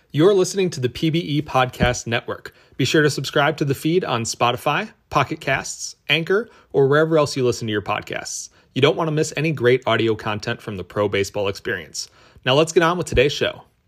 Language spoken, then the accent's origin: English; Minnesota, United States; accent: northern; Born and raised Minnesota